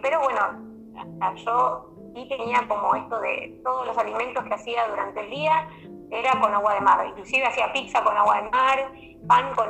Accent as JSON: {"language": "Spanish", "town": "Bella Vista", "region": "Buenos Aires Province", "country": "Argentina", "said": "yo soy de Bellavista, eh, la zona San Miguel en Buenos Aires, en el Gran Buenos Aires"}